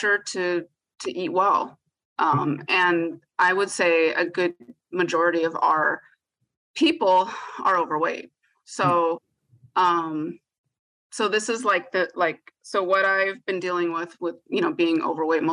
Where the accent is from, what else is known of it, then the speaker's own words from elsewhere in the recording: San Gabriel Valley, California, United States; I grew up in the San Gabriel Valley